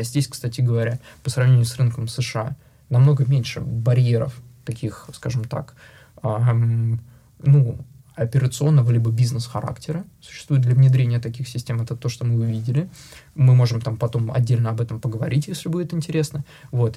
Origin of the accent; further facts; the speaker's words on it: Russia; moved away; я единственный а, россиянин, сооснователь э, в нашей компании